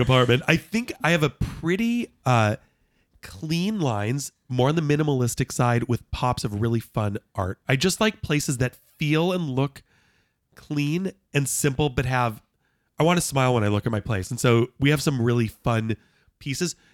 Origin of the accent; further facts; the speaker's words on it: Los Angeles, California, United States; moved away as an adult; also born or lived in Knoxville; growing up in Los Angeles with not a single member of my family in, in the entertainment